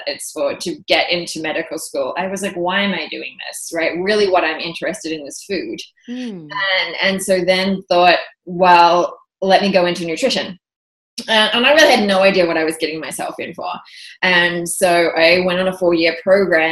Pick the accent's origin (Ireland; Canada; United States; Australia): Australia; moved away as an adult; also born or lived in London; I'm also Australian, and we feel like we have this rite of passage that we're supposed to travel the world